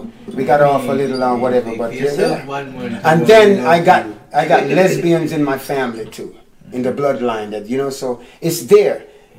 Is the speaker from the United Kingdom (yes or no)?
no; Florida, United States; I grew up here in America before I moved. Yeah, and this was in Florida.